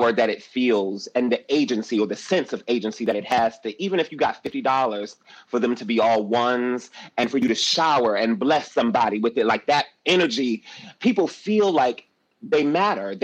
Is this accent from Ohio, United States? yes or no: no; Detroit, Michigan, United States; Growing up in Detroit